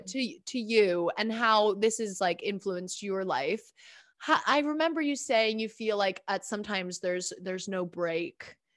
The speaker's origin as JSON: {"language": "English", "country": "Bermuda", "said": "I'm from I'm from Bermuda"}